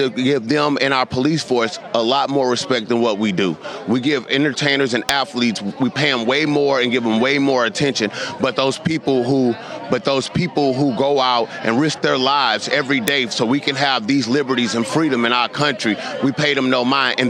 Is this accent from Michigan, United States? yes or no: no; St. Louis, Missouri, United States; Growing up in St. Louis, Missouri